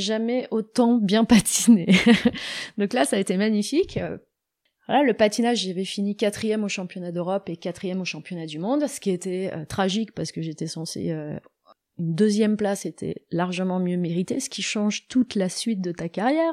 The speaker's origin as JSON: {"language": "French", "town": "Annecy", "region": "Auvergne-Rhône-Alpes", "country": "France", "said": "je suis d'Annecy"}